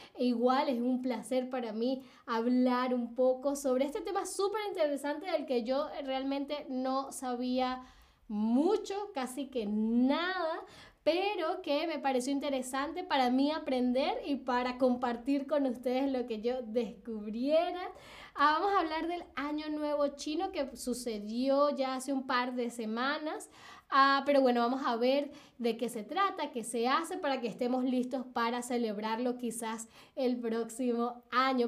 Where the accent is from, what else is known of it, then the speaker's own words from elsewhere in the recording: Caracas, Capital District, Venezuela; now in Berlin, Germany; en Caracas, donde, de donde vengo yo en Venezuela